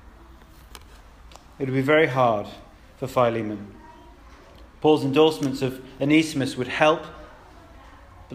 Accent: United Kingdom; We're British, many of us are.

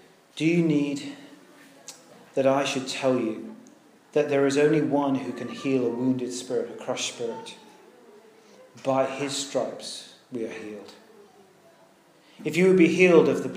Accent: United Kingdom; We're British

